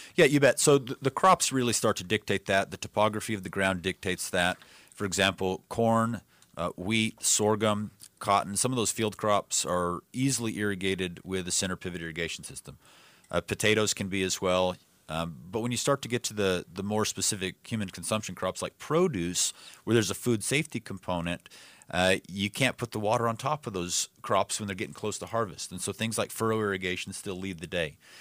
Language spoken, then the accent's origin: English; Yuma, Arizona, United States; I grew up in Yuma.